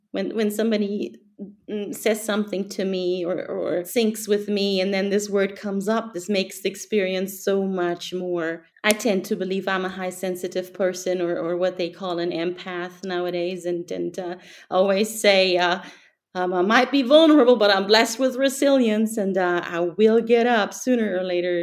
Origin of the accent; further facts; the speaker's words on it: Germany; I'm from Germany.